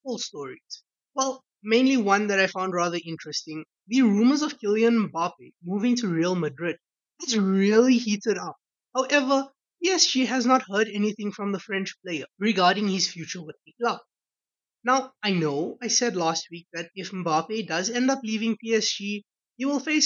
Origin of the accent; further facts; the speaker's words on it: South Africa; As a South African